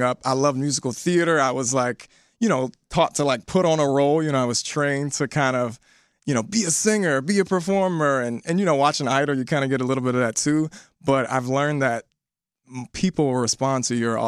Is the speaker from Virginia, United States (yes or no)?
yes; Richmond, Virginia, United States; I'm originally from Richmond, Virginia. Born and raised